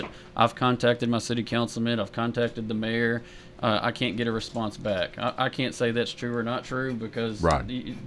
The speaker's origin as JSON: {"language": "English", "town": "Murfreesboro", "region": "Tennessee", "country": "United States", "tie": "born or raised there", "said": "I was born and raised in Murfreesboro."}